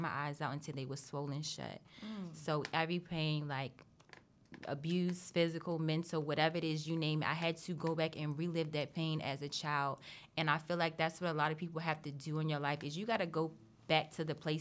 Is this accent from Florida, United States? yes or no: no; Maryland, United States; also born or lived in California; I've lived in Maryland since I was 9